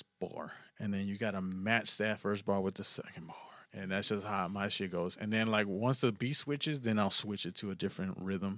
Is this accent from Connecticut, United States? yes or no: no; Houston, Texas, United States; I grew up in Houston